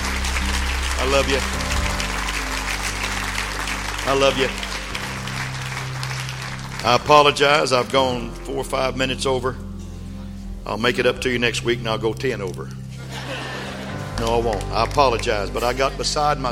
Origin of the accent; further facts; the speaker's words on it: West Texas, United States; I grew up in West Texas